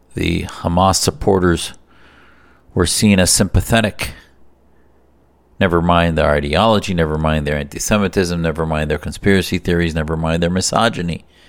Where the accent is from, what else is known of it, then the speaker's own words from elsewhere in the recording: United States; as an American Muslim who have benefited from this freedom, whose family came and benefited from this freedom